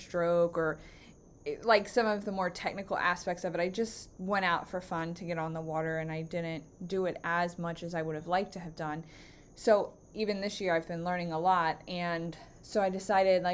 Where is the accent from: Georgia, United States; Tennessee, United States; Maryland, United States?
Maryland, United States; Baltimore County; also born or lived in Northern Virginia; I grew up in Baltimore County, and I have lived here for all of my life except for 2.5 years when I moved to Northern Virginia